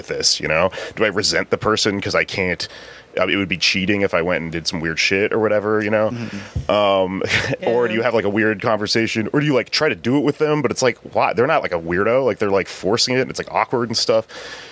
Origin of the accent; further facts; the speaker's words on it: Texas, United States; I'm from Texas